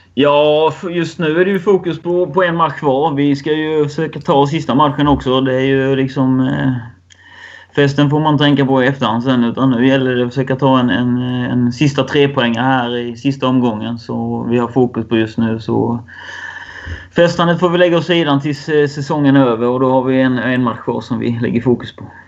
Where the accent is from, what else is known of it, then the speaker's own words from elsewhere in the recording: Värnamo, Jönköping County, Sweden; moved away as an adult; now in Falkenberg, Sweden; jag är uppvuxen i Värnamo och varit där nästan hela livet.